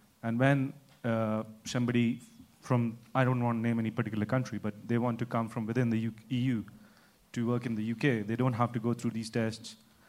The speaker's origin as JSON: {"language": "English", "country": "India", "moved": "as an adult", "lives_now": "United Kingdom", "said": "I'm originally from India, and I have a work permit to work here."}